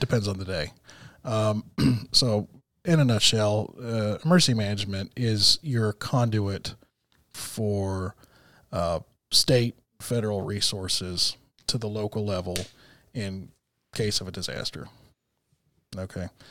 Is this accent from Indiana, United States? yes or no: no; Texas, United States; moved away as an adult; also born or lived in Tucson, Arizona; now in Arkansas, United States; I was born in Tucson. and raised in Texas